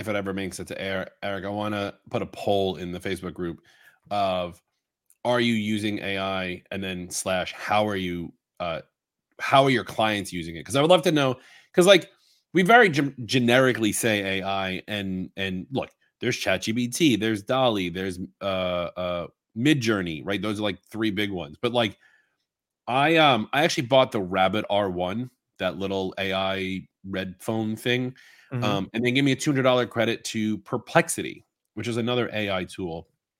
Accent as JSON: {"language": "English", "country": "Singapore", "said": "Sorry, I'm Singaporean."}